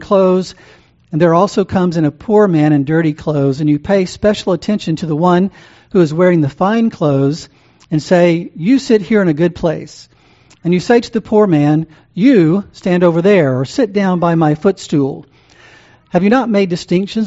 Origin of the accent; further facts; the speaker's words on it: the South, United States; also born or lived in Louisiana; I grew up in the South. My dad was from Mississippi